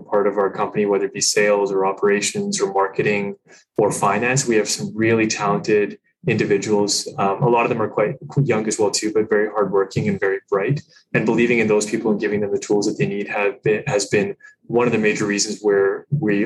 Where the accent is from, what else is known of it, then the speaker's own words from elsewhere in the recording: England, United Kingdom; now in Canada; I'm from England.